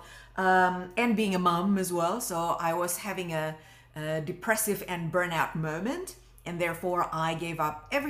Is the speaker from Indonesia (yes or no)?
yes; Indonesia; moved away as an adult; now in Australia; I came from Indonesia and I came from a very religious family. I didn't feel at home back home.